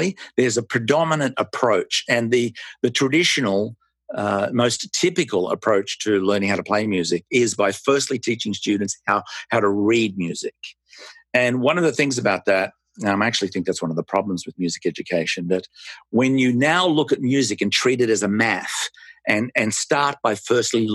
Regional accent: Melbourne, Victoria, Australia; moved away as an adult; now in United States; I was born in Melbourne, Australia, and emigrated with my wife and our three children to the United States in 1994.

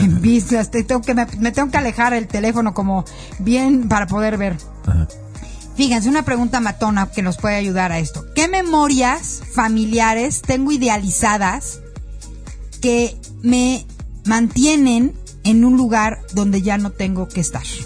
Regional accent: Mexico; Como mexicanos

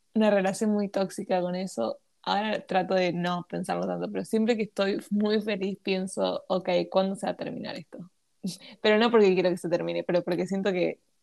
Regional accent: Argentina; me crié con la farándula argentina

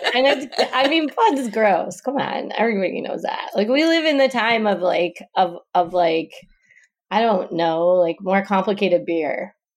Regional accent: Detroit, Michigan, United States; I'm from Detroit

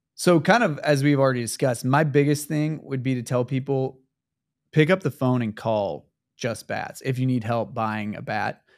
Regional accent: Kansas City, Missouri, United States; my hometown of Kansas City, Missouri

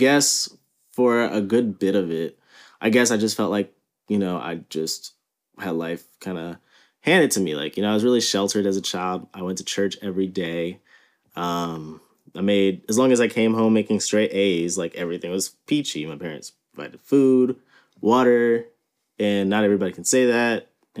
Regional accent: New Orleans, Louisiana, United States; I was born and raised in New Orleans, Louisiana. And I lived in California for about a year in fourth grade, which is why I don't really have a New Orleans accent.

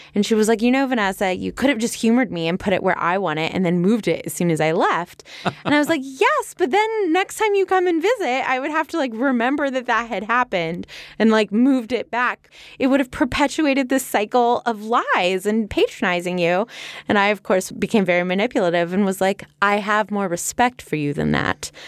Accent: California, United States; We're from California

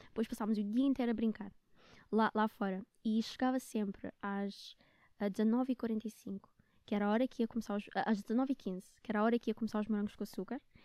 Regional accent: Luanda, Luanda Province, Angola; moved away as an adult; also born or lived in Netherlands; now in Portugal; eu vivia com eles em Luanda

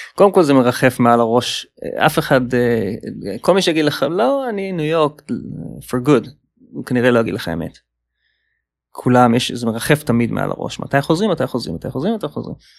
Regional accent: Israel; moved away as an adult; also born or lived in Palo Alto, California, United States; now in New York, United States; שבאתי איתה מהארץ

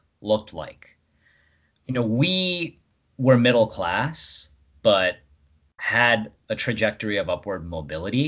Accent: Rockland County, New York, United States; being born and raised in Rockland upstate

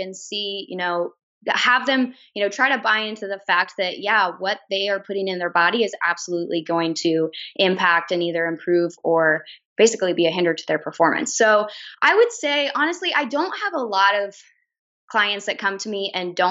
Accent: Lincoln, Nebraska, United States; I was born and raised in Lincoln

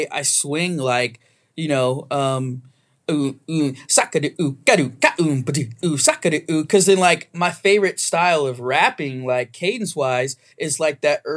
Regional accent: New Jersey, United States; I was born in New Jersey

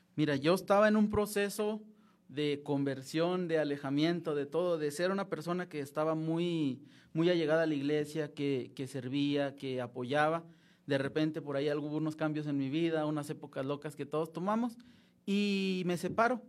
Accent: Francisco I. Madero, Durango, Mexico; moved away as an adult; also born or lived in Monterrey, Nuevo León; now in Mexico City, Mexico; soy nacido en Monterrey, Nuevo León, pero criado y toda mi vida de Francisco Madero Durango

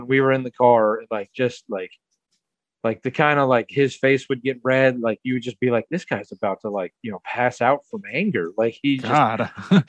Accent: Atlanta, Georgia, United States; now in Milwaukee, United States; growing up in Atlanta where, you know, traffic is the norm

